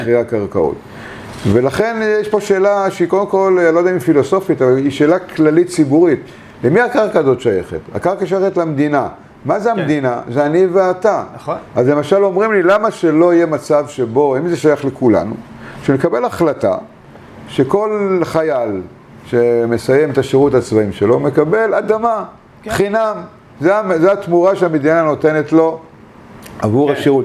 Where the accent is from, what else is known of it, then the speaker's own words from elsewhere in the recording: Bat Yam, Tel Aviv District, Israel; also born or lived in Argentina; אנחנו באנו לבת ים והיינו, גרתי, לא שלא תאמין, בשיכון עולים, באלי כהן 16